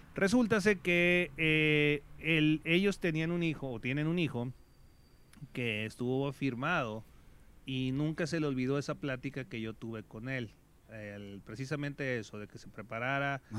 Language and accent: Spanish; Mazatlán, Sinaloa, Mexico; yo soy originario de Mazatlán